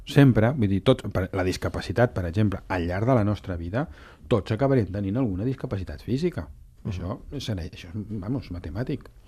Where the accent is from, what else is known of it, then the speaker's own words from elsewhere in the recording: Catalonia, Spain; com a catalans, com a ciutat catalana